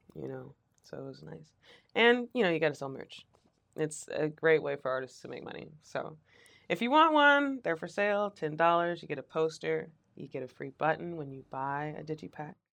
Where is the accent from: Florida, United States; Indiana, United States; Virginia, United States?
Virginia, United States; Richmond